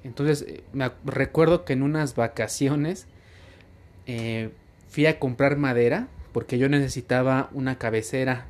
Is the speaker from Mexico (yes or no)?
yes; Tizayuca, Hidalgo, Mexico; also born or lived in Mexico City; soy de la ciudad de Tizayuca, Hidalgo, México, soy hidalguense.